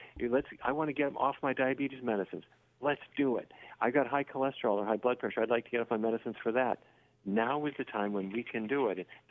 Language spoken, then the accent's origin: English; Fargo, North Dakota, United States; I grew up in Fargo, North Dakota, which is the land of roast beef